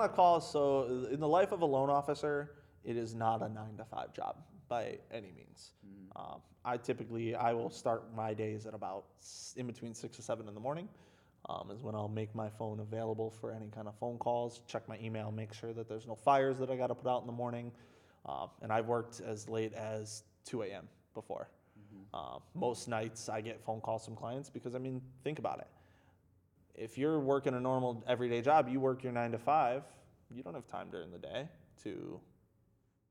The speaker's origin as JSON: {"language": "English", "town": "Grosse Pointe", "region": "Michigan", "country": "United States", "tie": "born or raised there", "also_born_or_lived": "St. Clair Shores, Michigan", "said": "That's where I've lived my whole life. I grew up in Grosse Pointe, St. Clair Shores."}